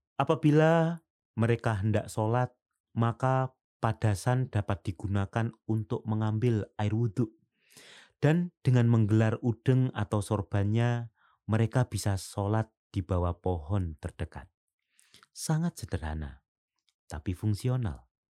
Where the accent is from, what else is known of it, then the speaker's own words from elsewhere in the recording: Semboro, East Java, Indonesia; moved away; waktu kecil saya masih menjumpai ini di dusun saya di pelosok Jawa bagian timur sana